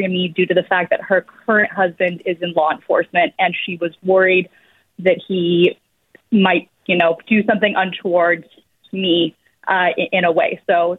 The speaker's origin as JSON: {"language": "English", "town": "Berkeley", "region": "California", "country": "United States", "tie": "born or raised there", "lives_now": "Florida, United States", "said": "I grew up in Berkeley in the Bay Area. I was adopted in a private adoption at birth. I'm turning 32 this year"}